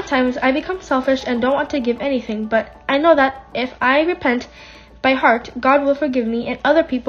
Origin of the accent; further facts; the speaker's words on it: Puerto Rico; I'm from Puerto Rico